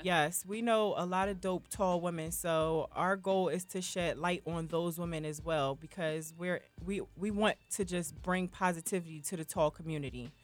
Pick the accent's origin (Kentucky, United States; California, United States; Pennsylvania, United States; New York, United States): Pennsylvania, United States; Philadelphia; I'm from Philly